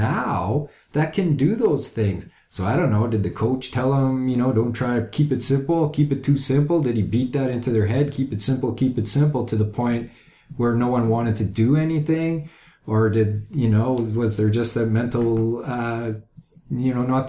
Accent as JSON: {"language": "English", "country": "Canada"}